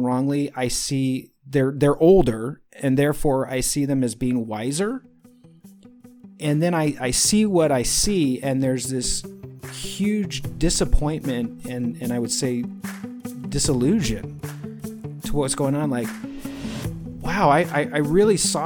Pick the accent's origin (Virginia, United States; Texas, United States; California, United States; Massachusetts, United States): California, United States; I am a native California kid